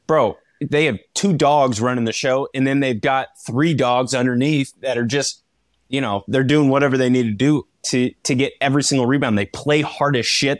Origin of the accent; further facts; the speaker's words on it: Indiana, United States; Indiana is my hometown